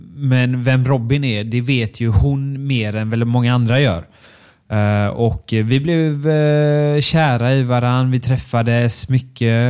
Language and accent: Swedish; Björkö, Västra Götaland, Sweden; jag är från Björkö